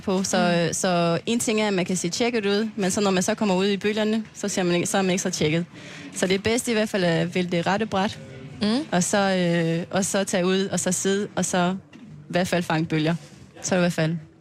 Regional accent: French Polynesia; Danish is a second language; moved away as an adult; also born or lived in Aarhus, Denmark; now in Klitmøller, Denmark; jeg kommer fra Tahiti

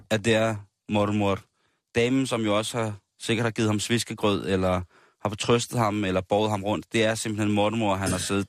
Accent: Denmark; vi som danskere

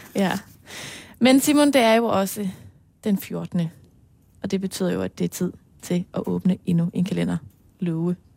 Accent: Aarhus, Central Denmark Region, Denmark; hjemme i Aarhus, ude i Marcellesborg

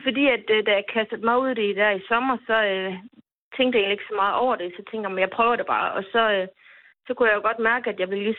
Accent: between Ringkøbing and Skjern, Central Denmark Region, Denmark; now in Slagelse, Denmark; Jeg er vokset op mellem øh, Ringkøbing og Skjern i en lille by, der hedder Højmark.

